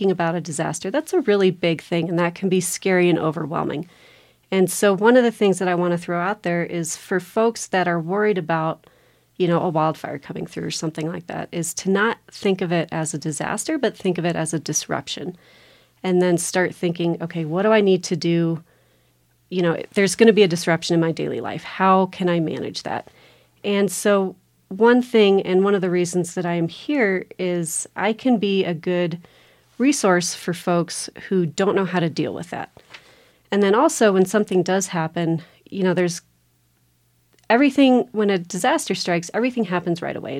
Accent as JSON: {"language": "English", "town": "Telluride", "region": "Colorado", "country": "United States", "tie": "born or raised there", "said": "My dad was on the fire department. He was on the Placerville Volunteer Fire Department. And so growing up, you know, being part of that firehouse community was a big part of my growing up."}